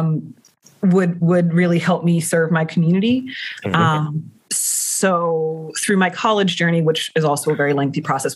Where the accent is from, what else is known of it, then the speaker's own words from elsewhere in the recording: Baltimore, Maryland, United States; born and raised in Harlem Park, I own a home in Harlem Park